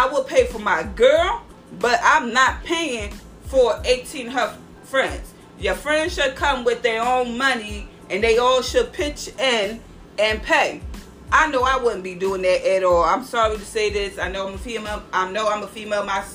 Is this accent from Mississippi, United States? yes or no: no; Philadelphia, Pennsylvania, United States; I love my hometown